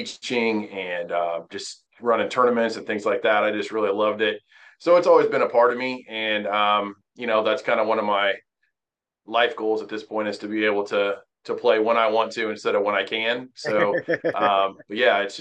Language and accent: English; Terre Haute, Indiana, United States; moved away as an adult; also born or lived in Wabash, Indiana; now in Mooresville, United States; grew up in Terre Haute, Indiana, which is on the western edge of the state